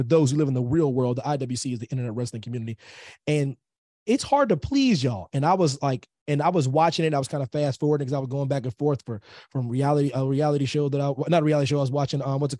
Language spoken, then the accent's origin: English; Pennsylvania, United States; Pennsylvania is my home state, military kid and whatnot, but Pennsylvania is my home for various reasons, family ties